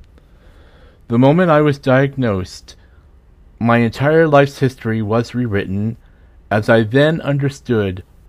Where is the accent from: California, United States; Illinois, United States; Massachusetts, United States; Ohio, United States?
Massachusetts, United States; West Wareham; I was born on February 5th, 1969, and raised in West Wareham, Massachusetts, a small town near Cape Cod